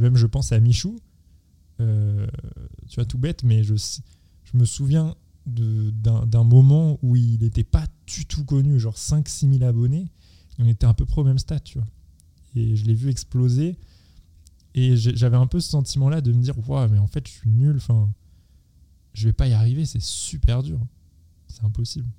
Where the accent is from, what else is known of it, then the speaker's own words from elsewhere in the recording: Seine-et-Marne, Île-de-France, France; je viens du, de, de Seine-et-Marne